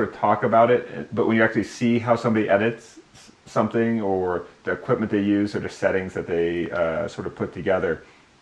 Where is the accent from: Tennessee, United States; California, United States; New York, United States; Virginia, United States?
California, United States; I'm from California